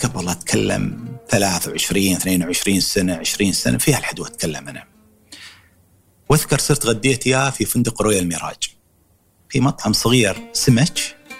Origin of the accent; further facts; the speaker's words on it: Dubai, United Arab Emirates; ولدت 1963 في دبي